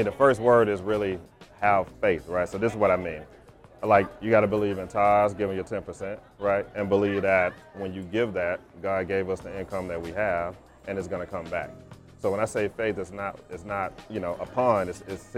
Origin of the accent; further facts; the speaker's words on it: Alabama, United States; now in Atlanta, United States; I'm originally from Alabama, so I got those Southern roots. I live here in Atlanta